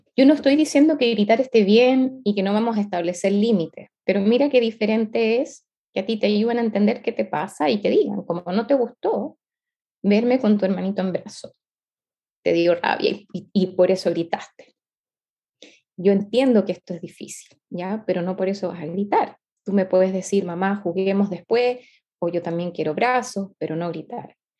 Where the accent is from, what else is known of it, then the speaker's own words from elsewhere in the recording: Chile; Soy chilena